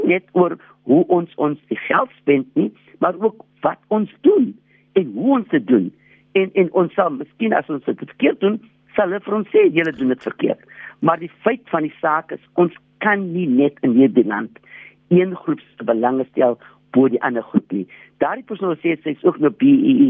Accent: South Africa; ons is tog almal Suid-Afrikaners.

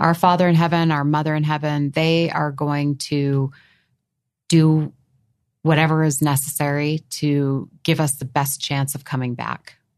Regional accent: New England, United States; as a child growing up in New England

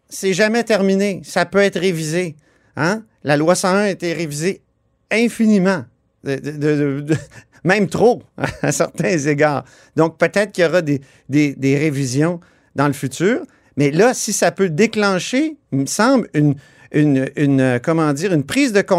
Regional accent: Quebec, Canada; Je suis québécois.

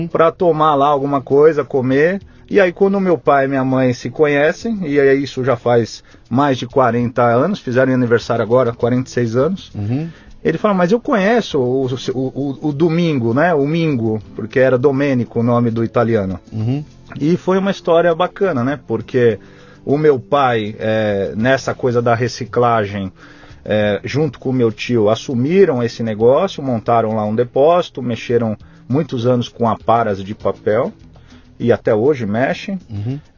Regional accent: São Paulo, Brazil; born there; nasci em São Paulo, capital, bairro do Itaim Bibi.

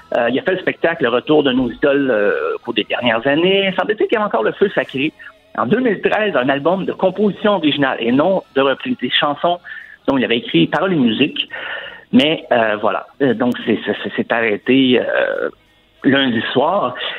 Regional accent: Saint-Claude, near Asbestos, Quebec, Canada; mon coin de pays, en fait, Saint-Claude, qui est juste à côté d'Asbestos.

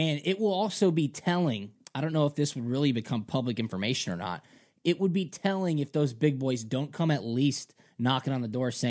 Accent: Duluth, Georgia, United States; I was from Duluth and went to Georgia.

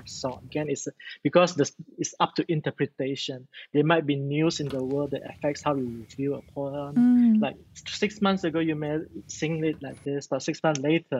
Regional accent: Malaysia; I'm so proud of being a Malaysian

